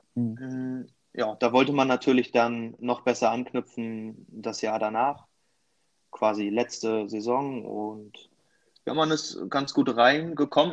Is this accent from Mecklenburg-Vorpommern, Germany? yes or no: yes; near Schwerin, Mecklenburg-Vorpommern, Germany; ganz, ganz ursprünglich wirklich Nähe von Schwerin.